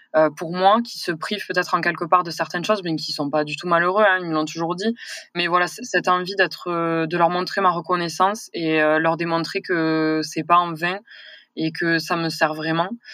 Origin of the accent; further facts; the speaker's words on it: near Toulouse, Occitania, France; accent: southern; j'ai grandi, à mon accent, vous allez vite le comprendre que je suis du sud. Hein, donc j'ai grandi vers Toulouse, hein, dans un petit village